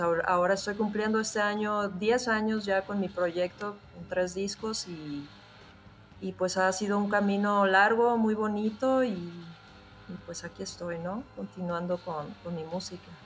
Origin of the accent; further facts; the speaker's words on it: Mexico; also born or lived in Mexico City; Estoy en Ciudad de México.